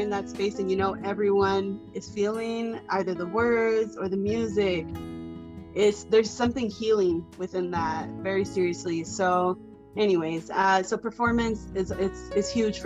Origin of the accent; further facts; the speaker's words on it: Arizona, United States; growing up, I'm from Arizona